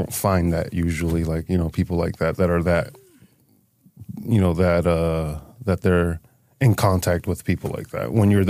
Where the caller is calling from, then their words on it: Holyoke, Massachusetts, United States; So today I'm coming from Holyoke, Massachusetts.